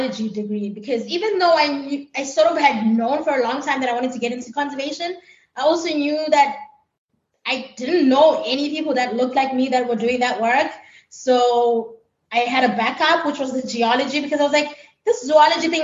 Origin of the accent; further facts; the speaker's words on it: Pietermaritzburg, KwaZulu-Natal, South Africa; moved away as an adult; also born or lived in Kruger National Park, South Africa; now in United States; I am from Pietermaritzburg. I'm currently working and living in the United States.